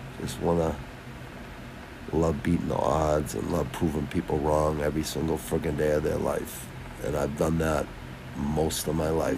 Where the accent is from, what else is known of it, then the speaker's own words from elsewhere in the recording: Quincy, Massachusetts, United States; I'm from Boston, Mass, Southwest Quincy, city connected to Boston